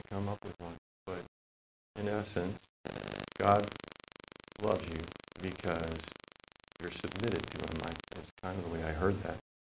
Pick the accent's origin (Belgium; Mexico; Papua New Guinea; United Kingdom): Papua New Guinea; I was a kid growing up in Papua New Guinea a long time ago